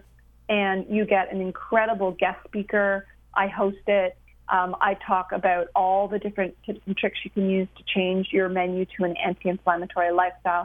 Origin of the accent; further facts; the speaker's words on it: Canada; I'm a Canadian